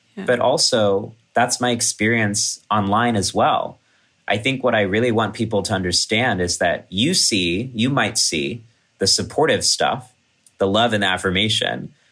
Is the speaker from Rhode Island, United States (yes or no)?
no; College Station, Texas, United States; moved away; my hometown in Texas